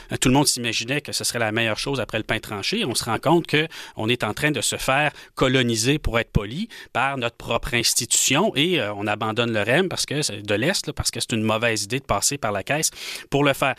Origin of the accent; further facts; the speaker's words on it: Rouyn-Noranda, Quebec, Canada; j'ai grandi à Rouen-Noranda